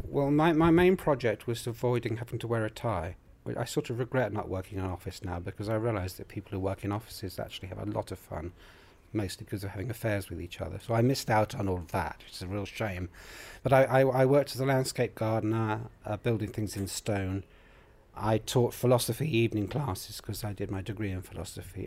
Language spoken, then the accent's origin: English; United Kingdom; also born or lived in Colombia / Manchester